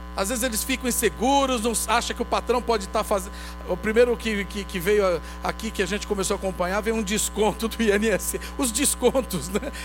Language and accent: Portuguese; Brazil; como brasileiros